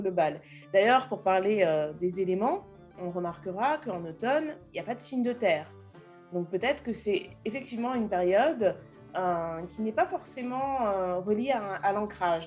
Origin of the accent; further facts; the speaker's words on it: France; moi, je suis française